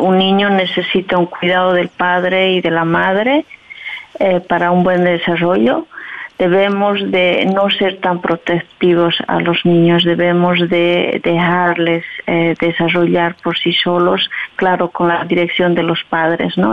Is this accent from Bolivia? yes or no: yes; southern Bolivia, Bolivia; moved away as an adult; now in Bergschenhoek, Netherlands; Yo soy de Bolivia, soy del sur de Bolivia, que se llama Pisa y vivo por aquí a 21 años